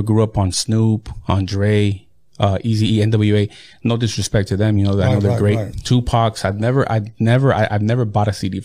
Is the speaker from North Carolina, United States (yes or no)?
no; Imperial Valley, California, United States; also born or lived in Mexicali, Mexico; So, I've been in Imperial Valley since I was 3 years old